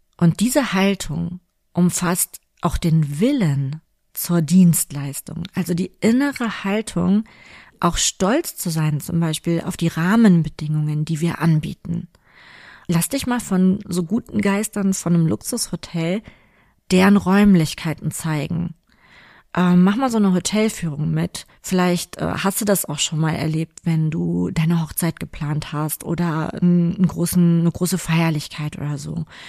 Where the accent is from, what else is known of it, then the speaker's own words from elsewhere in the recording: Cologne, North Rhine-Westphalia, Germany; hier bei uns in Köln, direkt am Rheinufer